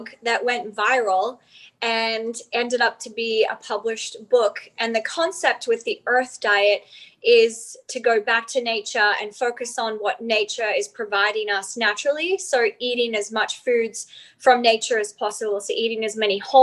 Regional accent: Outback, Australia; I grew up in Outback Australia, actually.

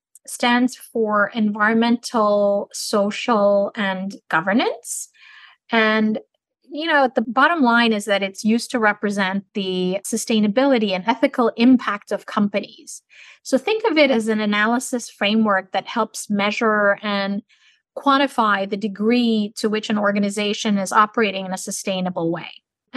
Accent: Turkey; also born or lived in Santiago, Chile; I'm originally from Turkey, but I was born in Santiago in Chile, and I lived in over 10 countries throughout my life.

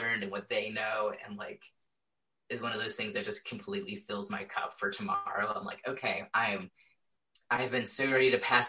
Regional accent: Indiana, United States; I was straight up taught growing up in Indiana

